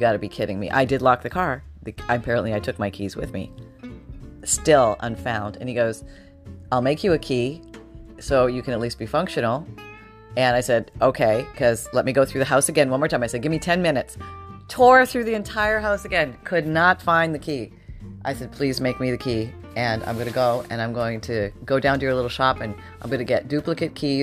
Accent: Canada; now in Florida, United States; I'm originally from Canada

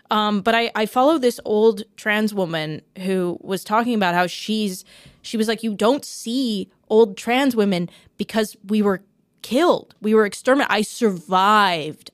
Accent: Canada; as a Canadian

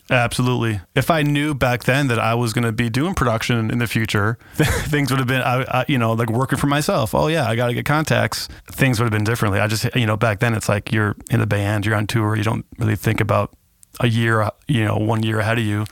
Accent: Kenosha, Wisconsin, United States; also born or lived in California; my hometown

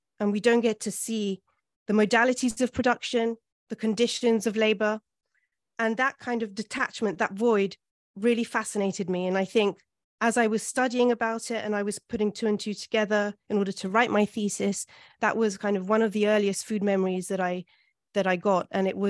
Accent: London, United Kingdom; born there; also born or lived in Italy; I was born in London, in Hampstead, and my father is Venezuelan.

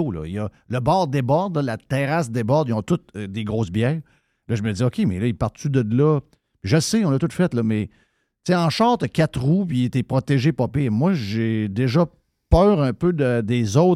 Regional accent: Chicoutimi-Nord, Quebec, Canada; Et puis moi, là, je viens de Chicoutimi-Nord.

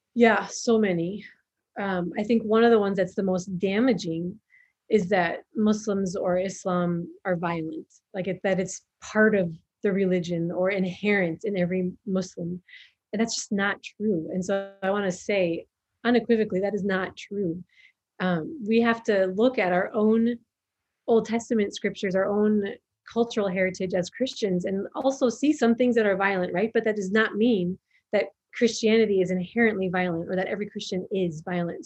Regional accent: Minnesota, United States; born or raised there; moved away as an adult; also born or lived in Somalia; now in Djibouti

